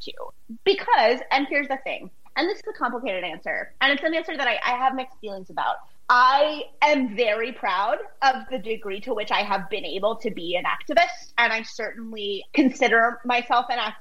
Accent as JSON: {"language": "English", "country": "United States", "said": "I'm American"}